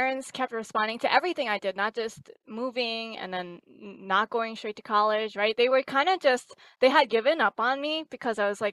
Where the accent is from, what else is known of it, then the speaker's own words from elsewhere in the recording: New York City, New York, United States; also born or lived in Lubbock, Texas; now in Boston, United States; I'm actually originally from New York City